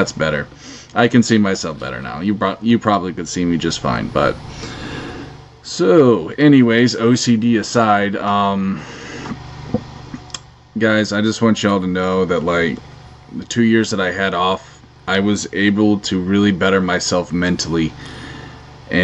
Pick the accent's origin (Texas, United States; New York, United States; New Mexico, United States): Texas, United States; Because I am from Texas, and I like to rant.